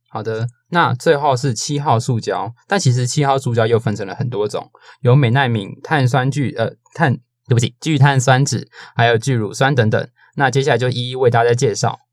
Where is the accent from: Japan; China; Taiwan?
Taiwan; 身为一个台湾人